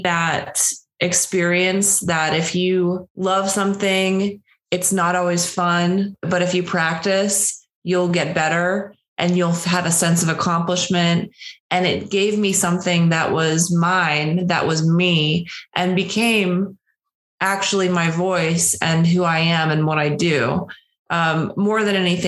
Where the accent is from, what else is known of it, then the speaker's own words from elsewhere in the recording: Pittsburgh, Pennsylvania, United States; I'm from Pittsburgh, Pennsylvania, outside of Pittsburgh, Western PA.